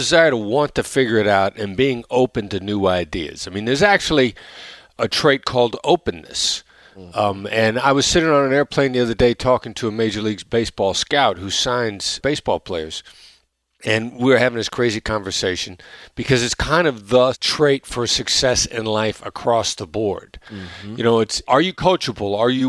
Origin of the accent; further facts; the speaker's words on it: Iowa, United States; I mean, I come from this Midwestern blue-collar background, small town in Iowa, where, and I know my accent doesn't sound like a small town in Iowa